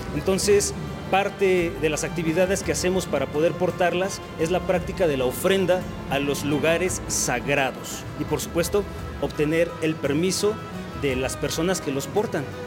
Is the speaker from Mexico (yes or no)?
yes; Mexico; desde nuestro mestizaje como mexicanos mestizos